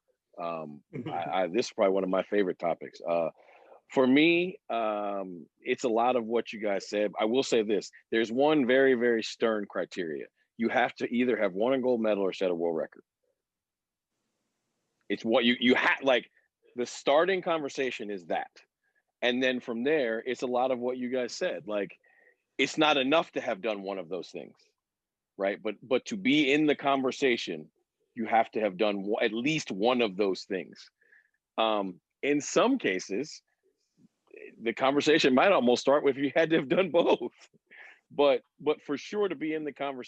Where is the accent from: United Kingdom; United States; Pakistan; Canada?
United States; I'm an American